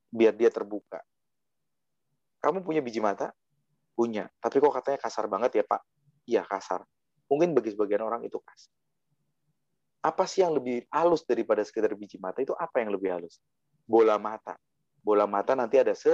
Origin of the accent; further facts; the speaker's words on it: Java, Indonesia; saya asli Jawa soalnya.